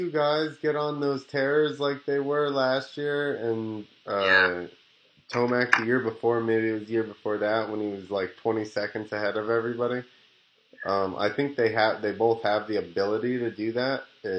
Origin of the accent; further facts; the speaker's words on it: New Jersey, United States; I'm from New Jersey, so I'm used to it anyway.